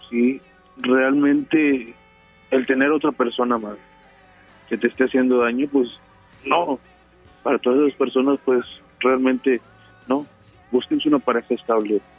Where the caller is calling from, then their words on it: Apodaca, Nuevo León, Mexico; De Apodaca, Nuevo León.